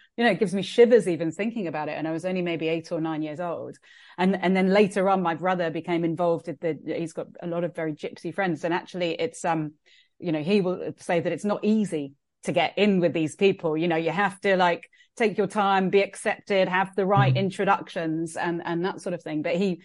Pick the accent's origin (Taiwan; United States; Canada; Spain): Spain; Andalusia; moved away; also born or lived in Wirral; we grew up in Andalusia with an Indian Fijian dad and an English mum.